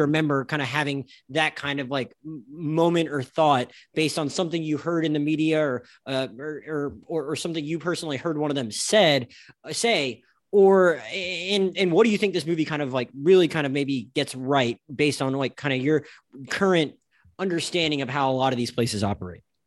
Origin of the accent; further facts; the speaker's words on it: Florida Panhandle, United States; now in South Florida, United States; I currently live in South Florida, I was raised in the Panhandle of Florida